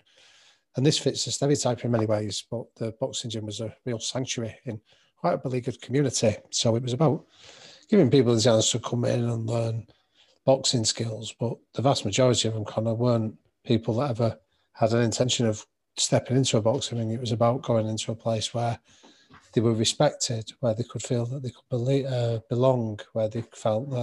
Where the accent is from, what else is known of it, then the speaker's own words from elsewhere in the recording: Manchester, North West England, United Kingdom; I grew up in North Manchester